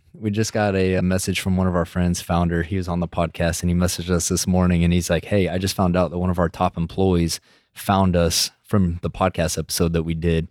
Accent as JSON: {"language": "English", "region": "West Texas", "country": "United States", "said": "I'm from West Texas, so those are my people"}